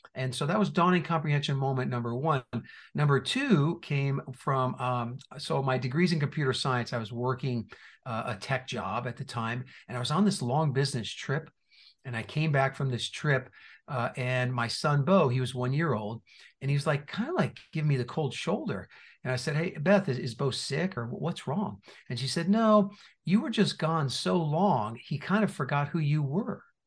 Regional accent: New Jersey, United States; moved away; also born or lived in Indiana; I was born and raised in New Jersey

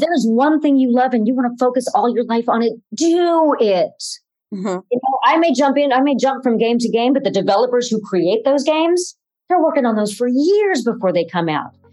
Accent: Cleveland, Ohio, United States; out in Cleveland, which is where we were, uh, where I was

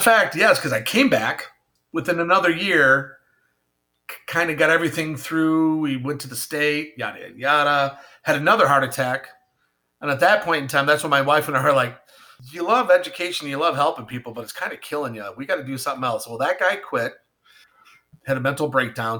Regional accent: Ellicottville, New York, United States; I grew up in the Ellicottville, uh, New York area. It is, Ellicottville is a small ski town, about an hour south of Buffalo, New York.

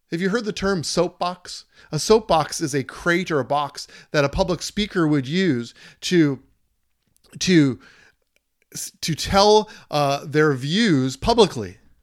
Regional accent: Minnesota, United States; My home state, wearing it on my shirt

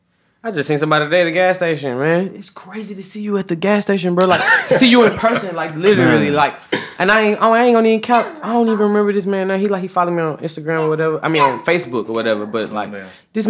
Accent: Memphis, Tennessee, United States; I'm from Memphis too

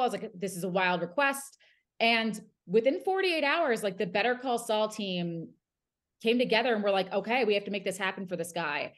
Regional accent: New Jersey, United States; moved away; I'm from South Jersey.

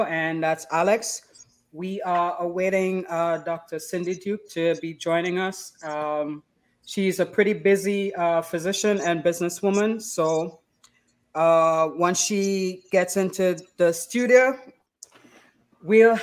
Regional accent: Roxborough, Tobago, Trinidad & Tobago; I was born in Tobago as well. Born and raised in Tobago

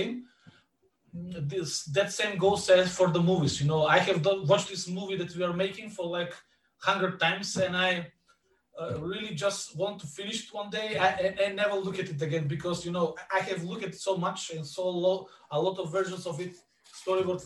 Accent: Bitola, Pelagonia, North Macedonia; in Bitola, my hometown, we are near the border with Greece

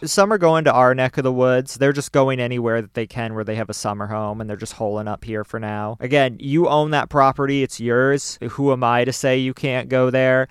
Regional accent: Maine, United States; we're from Maine.

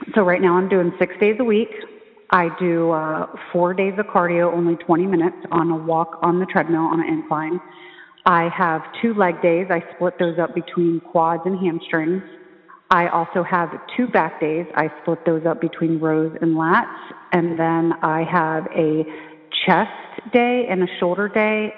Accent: New Jersey, United States; I'm from New Jersey.

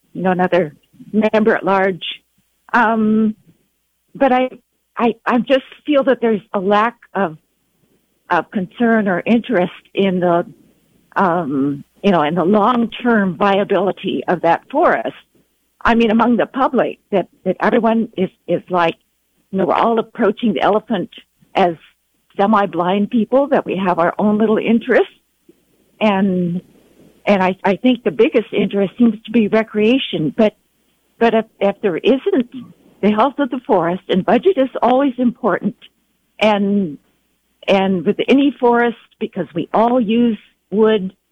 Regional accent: California, United States; also born or lived in North Idaho; now in Mendocino County, California, United States; I'm originally a Californian

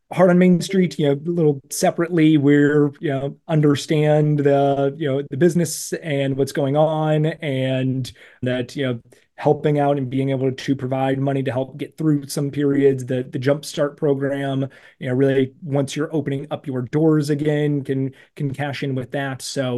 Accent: Cleveland, Ohio, United States; And I grew up in the Cleveland area. There's so many great downtown areas in right around you.

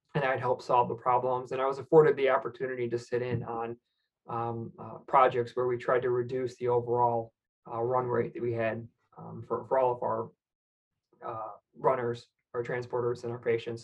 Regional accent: Michigan, United States; I'm from Michigan, so I, I really kind of you know, we're in car country

